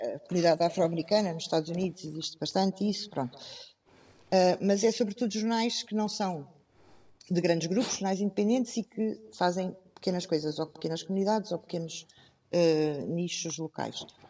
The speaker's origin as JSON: {"language": "Portuguese", "town": "Abrantes", "region": "Centro", "country": "Portugal", "tie": "born or raised there", "said": "Eu cresci em Abrantes e o nosso jornal tem sede em Abrantes"}